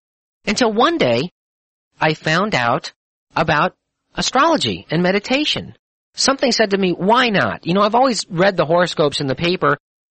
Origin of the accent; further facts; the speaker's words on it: Missouri, United States; You know, I'm a skeptic. I'm from Missouri. Show me.